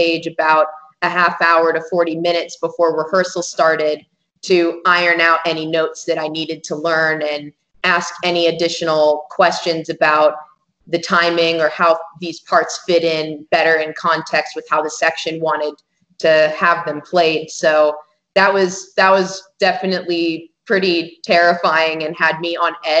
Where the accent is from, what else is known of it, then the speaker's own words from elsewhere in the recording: Phoenix, Arizona, United States; now in Tucson, United States; I'm originally from Phoenix, which is just about an hour and 45 minutes, 2 hours north of here.